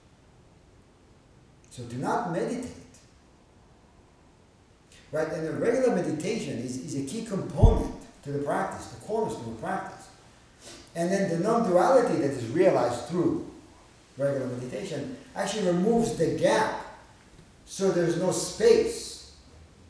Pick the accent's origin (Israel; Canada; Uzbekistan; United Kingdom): Israel; moved away; growing up in Israel.